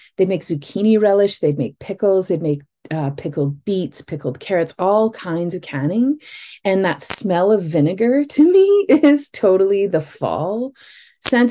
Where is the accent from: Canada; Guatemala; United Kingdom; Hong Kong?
Canada; Northern Ontario; I grew up in Northern Ontario